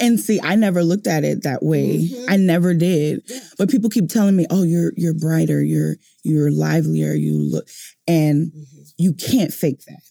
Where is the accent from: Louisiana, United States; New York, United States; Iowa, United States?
Louisiana, United States; New Orleans; moved away; I'm from New Orleans